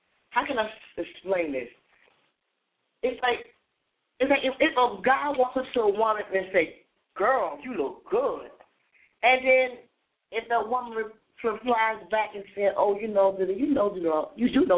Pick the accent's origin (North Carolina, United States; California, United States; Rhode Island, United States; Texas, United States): North Carolina, United States; I'm from North Carolina, I'm from the South